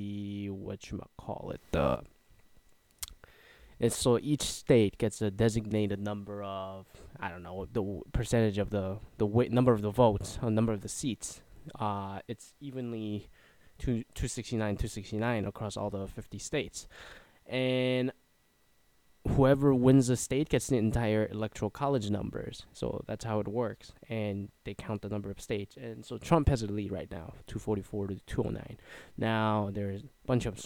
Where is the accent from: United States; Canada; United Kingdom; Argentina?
Canada; moved away; I'm a Canadian, so I can just like move back home